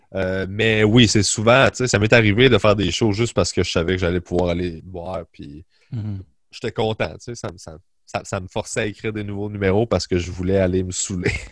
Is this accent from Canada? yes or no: yes; Sainte-Julie, Quebec, Canada; moved away as an adult; also born or lived in Longueuil; j'ai grandi à Sainte-Julie sur la rive sud de Montréal.